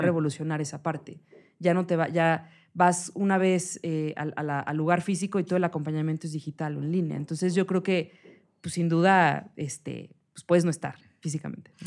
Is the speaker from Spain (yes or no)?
no; Mexico; como mexicana